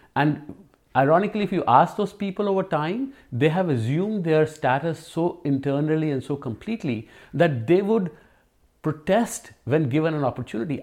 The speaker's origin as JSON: {"language": "English", "region": "Delhi", "country": "India", "tie": "born or raised there", "said": "I grew up in Jama Masjid in a old, multi-generational old house"}